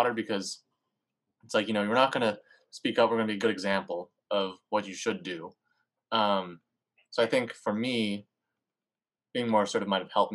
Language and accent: English; Hawaii, United States; I was born in Hawaii, but my family was Chinese